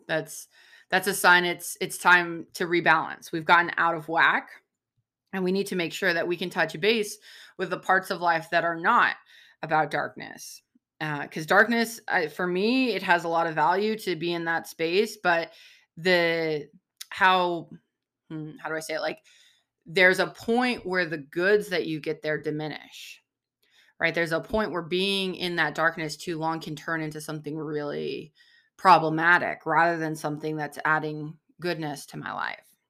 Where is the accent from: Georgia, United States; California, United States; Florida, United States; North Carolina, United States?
California, United States; San Diego; I grew up in San Diego, like, close to the ocean